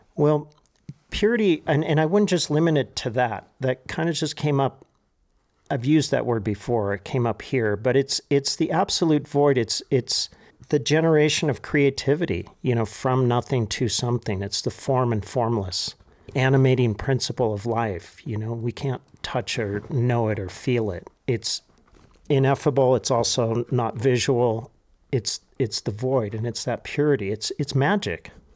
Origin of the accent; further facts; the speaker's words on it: Santa Monica, California, United States; also born or lived in Pacific Palisades / Malibu; now in Taos, United States; born in, um, in Santa Monica. and we lived in the Palisades